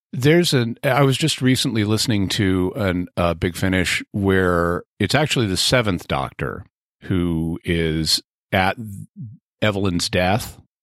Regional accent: California, United States; speaking as a Californian

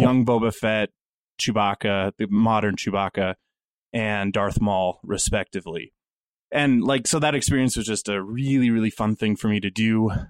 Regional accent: Wyoming, United States; Growing up in Wyoming

